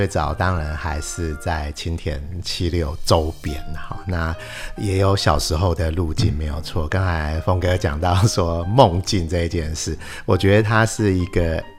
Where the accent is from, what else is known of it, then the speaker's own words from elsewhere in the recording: Taipei, Taiwan; 我的家乡哦，台北